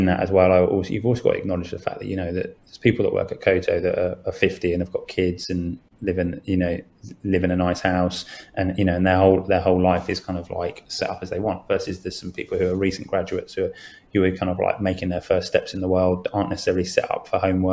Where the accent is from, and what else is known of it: United Kingdom